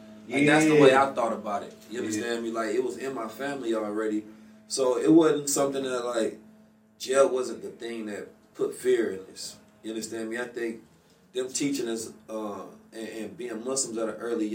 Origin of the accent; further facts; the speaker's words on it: Oakland, California, United States; growing up in Oakland